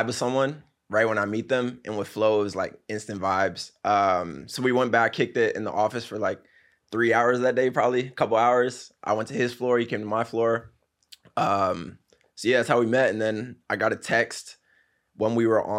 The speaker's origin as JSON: {"language": "English", "region": "Virginia", "country": "United States", "tie": "born or raised there", "also_born_or_lived": "Maryland / Massachusetts", "moved": "yes", "lives_now": "New York, United States", "said": "from the DMV area, Virginia. Grew up in Virginia, moved to Maryland when I was a bit older"}